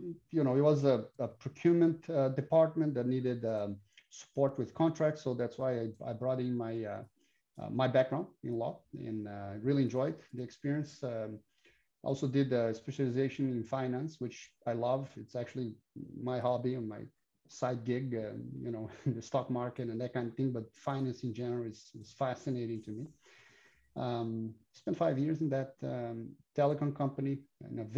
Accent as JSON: {"language": "English", "country": "Brazil", "tie": "born or raised there", "said": "I'm Brazilian, born and raised in Brazil"}